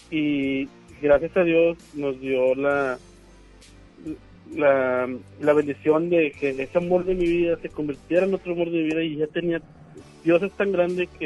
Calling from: Guadalupe, Nuevo León, Mexico; Aquí voy manejando de Guadalupe hacia, hacia Juárez.

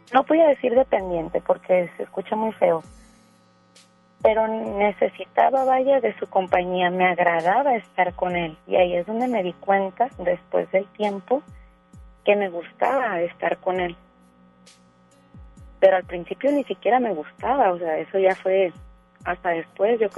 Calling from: Guadalupe, Nuevo León, Mexico; Este, hablo de aquí de Monterrey.

